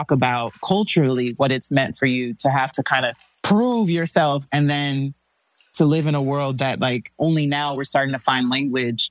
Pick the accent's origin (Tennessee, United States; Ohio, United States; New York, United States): New York, United States; moved away; also born or lived in Miami; growing up in New York